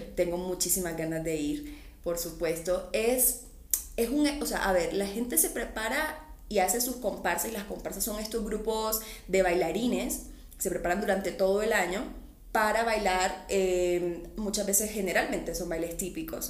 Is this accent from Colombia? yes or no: yes; Colombia; accent: mixed Barranquilla/Cartagena; moved away as an adult; also born or lived in Barranquilla / Cartagena; now in Mexico; mi acento siempre en Cartagena me dicen, oye, hablas súper barranquillero. Y en, en, Barranquilla me dicen lo contrario, que hablo muy cartagenero.